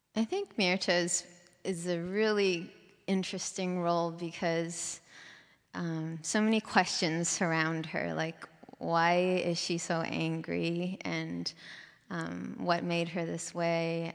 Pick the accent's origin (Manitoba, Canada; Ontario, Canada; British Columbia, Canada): British Columbia, Canada; Vancouver; moved away as an adult; now in San Francisco, United States; Vancouver was a great city to grow up in.